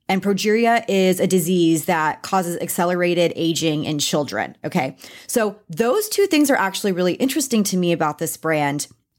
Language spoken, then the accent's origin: English; Texas, United States; I'm a Texan